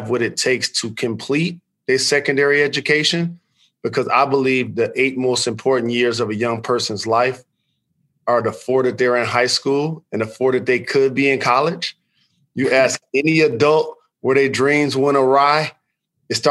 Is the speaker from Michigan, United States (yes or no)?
yes; Detroit, Michigan, United States; I'm a native of Detroit. I grew up on the Northwest side.